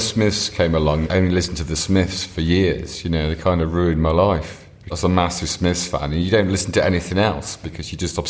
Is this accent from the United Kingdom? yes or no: yes; a village near Lincoln, East Midlands, United Kingdom; moved away; also born or lived in Nottingham; I'm from a village near Lincoln. But we both moved to Nottingham at a similar time